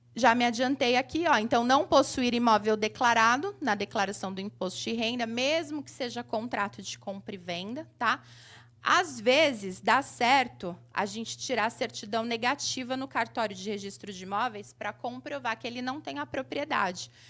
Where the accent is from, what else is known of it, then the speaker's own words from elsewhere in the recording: Mauá, São Paulo, Brazil; sou de Mauá, aqui, ABC Paulista.